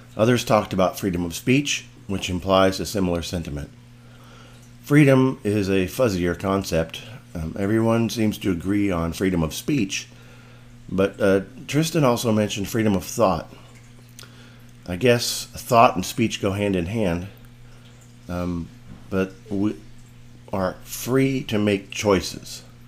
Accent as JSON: {"language": "English", "country": "United States", "tie": "born or raised there", "said": "I identify as an American since I, you know, was born in the United States. I live in the United States right now."}